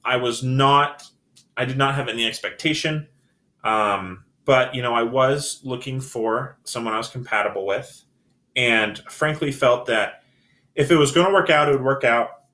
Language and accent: English; Salt Lake City, Utah, United States; I'm born and raised in Salt Lake